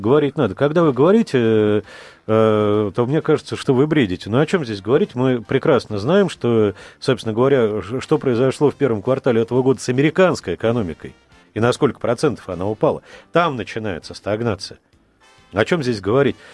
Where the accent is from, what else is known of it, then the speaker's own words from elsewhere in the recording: Crimea, Ukraine; я дочка, дочь офицера, я крымчанка